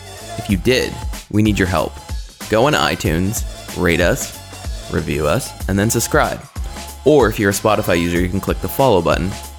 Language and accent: English; Canada